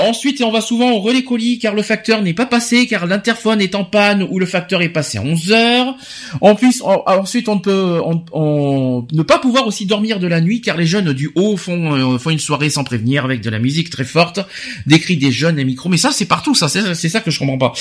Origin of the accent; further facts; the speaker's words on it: Paris, Île-de-France, France; en tant que Parisien